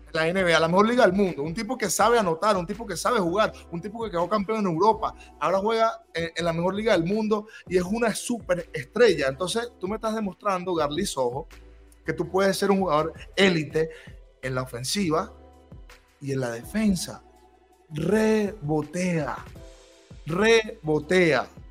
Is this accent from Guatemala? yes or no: no; Venezuela; nosotros como venezolanos